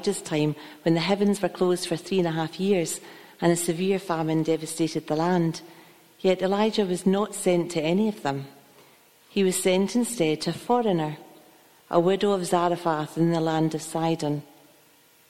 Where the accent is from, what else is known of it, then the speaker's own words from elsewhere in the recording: Kilmarnock, Scotland, United Kingdom; moved away; I'm originally from Kilmarnock